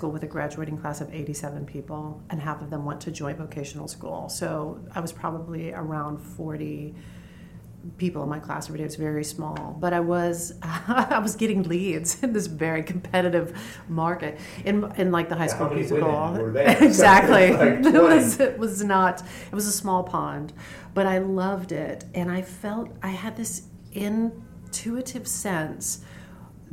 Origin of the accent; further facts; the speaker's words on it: Dayton, rural Ohio, United States; I grew up in Dayton, Ohio. And then we moved, and I grew up in, really my formative years were in rural Ohio